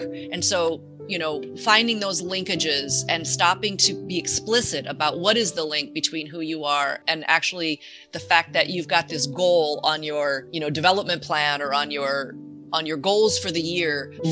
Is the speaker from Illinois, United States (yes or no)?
yes; near Chicago, Illinois, United States; I grew up near Chicago